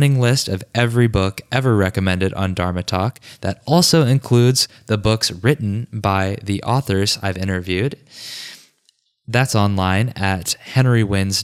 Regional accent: Richmond, Virginia, United States; Richmond, Virginia, my hometown

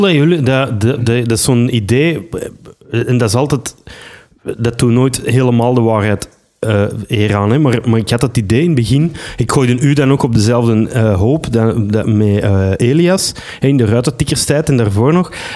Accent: Belgium

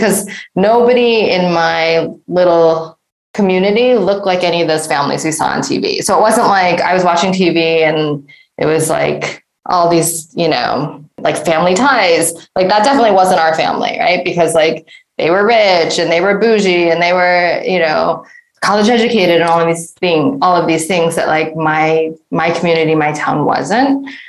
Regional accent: just outside of Detroit, Michigan, United States; moved away as an adult; now in South Korea; So I grew up in just outside of Detroit, one of the most segregated metro areas in the United States, along black-white segregation. So I grew up at 13 Mile.

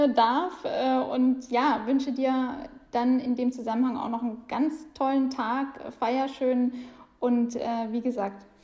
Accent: Black Forest, Baden-Württemberg, Germany; now in Berlin, Germany; ja auch aus dem Schwarzwald.

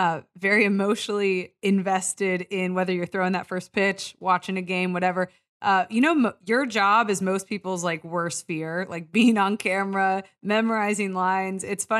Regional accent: New York, United States; now in Los Angeles, United States; growing up in New York, now living in LA, but spent one year at the University of Wisconsin

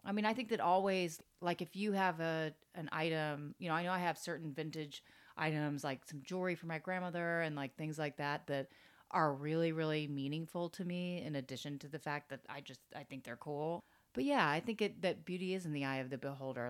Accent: Florida, United States; moved away as an adult; also born or lived in Tampa, Florida; now in New York, United States; growing up in Florida, it's like I'm used to finding everything for like really, really cheap

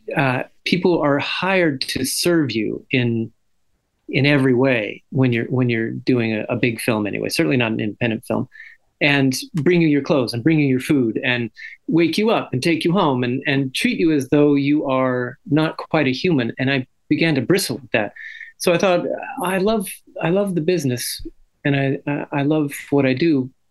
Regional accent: Santa Barbara, California, United States; I grew up with Dante in Santa Barbara, California

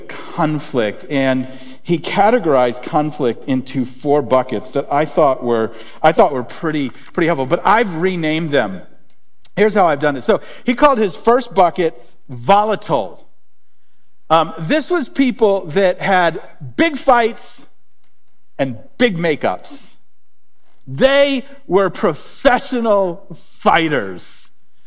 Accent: Springfield, United States; growing up in Springfield

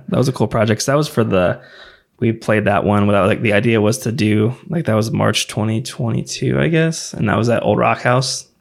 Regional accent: Festus, Missouri, United States; also born or lived in Jacksonville, Illinois; Main and Mill Brewing Company in Festus. So it's my hometown

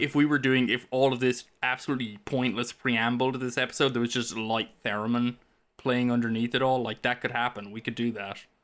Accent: Ireland; now in United States; growing up in Ireland

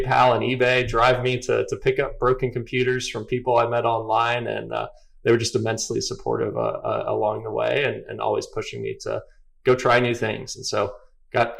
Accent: Atlanta, Georgia, United States; I grew up in Atlanta.

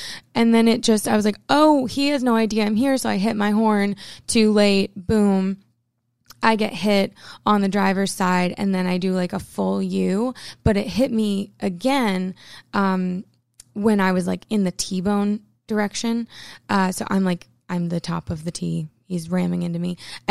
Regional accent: Maine, United States; I'm from Maine.

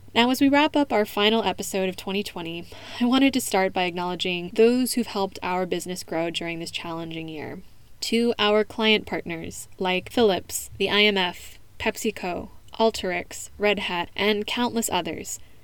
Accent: United States; first language English; now in Spain; the assumption that I wasn't born in the US from fellow Americans while I was growing up

